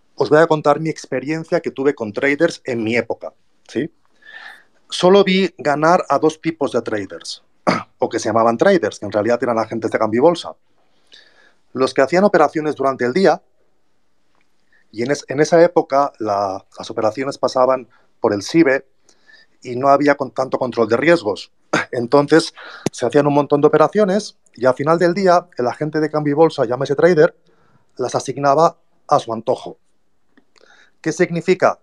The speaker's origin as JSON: {"language": "Spanish", "town": "Barcelona", "region": "Catalonia", "country": "Spain", "moved": "yes", "lives_now": "Mexico", "said": "yo os hablo desde México, soy de Barcelona."}